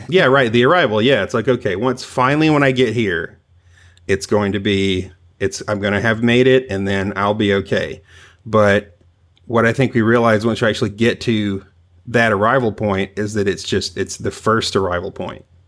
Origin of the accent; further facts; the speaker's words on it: the South, United States; also born or lived in Long Island; now in Tennessee, United States; I'm originally from the South